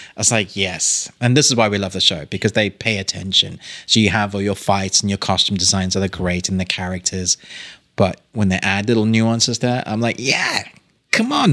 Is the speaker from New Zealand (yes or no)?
no; South Africa; I was born in South Africa